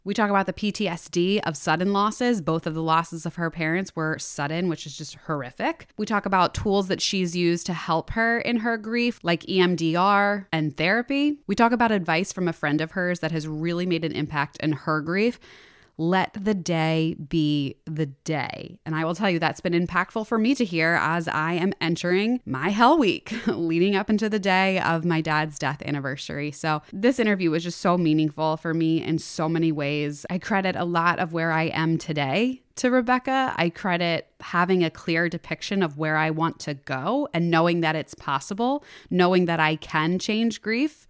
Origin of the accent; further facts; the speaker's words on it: Plymouth Meeting / Lansdale, Pennsylvania, United States; I grew up right outside of there. I, my dad was in East Narratian, so, like, Plymouth Meeting area